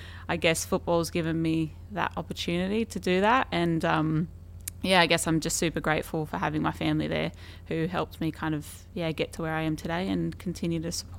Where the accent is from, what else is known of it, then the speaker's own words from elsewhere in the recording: Sydney, New South Wales, Australia; moved away as an adult; also born or lived in United States; now in London, United Kingdom; I grew up in Western Sydney in a little suburb called Quakers Hill.